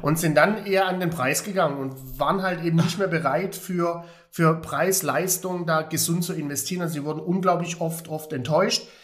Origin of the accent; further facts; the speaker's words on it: Heilbronn, Baden-Württemberg, Germany; moved away; aus meiner alten Heimat, Heilbronn